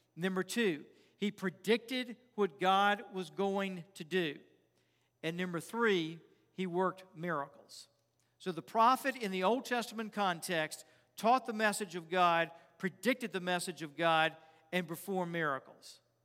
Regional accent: Richmond, Virginia, United States; I grew up in Richmond, and we had this granite pool

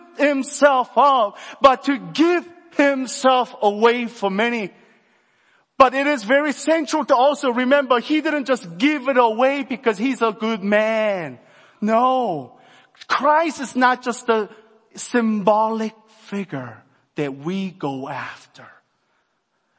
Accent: South Korea; I'm from Korea

